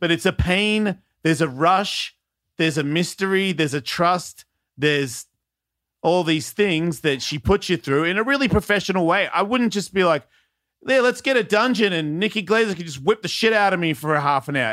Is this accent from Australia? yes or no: yes; Australia; moved away; I'm from Australia